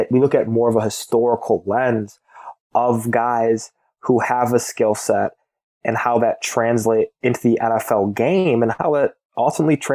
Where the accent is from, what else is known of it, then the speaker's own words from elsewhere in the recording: Midwest, United States; being growing up in the Midwest, um, watching a lot of Big Ten football